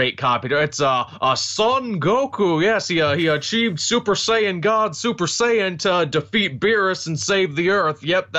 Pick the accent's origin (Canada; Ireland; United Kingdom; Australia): Canada; we Canadians